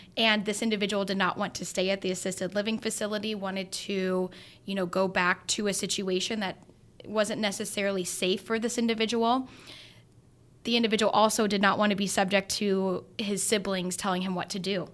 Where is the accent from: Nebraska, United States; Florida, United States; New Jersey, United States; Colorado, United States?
Nebraska, United States; Grand Island; now in Lincoln, United States; I'm from Grand Island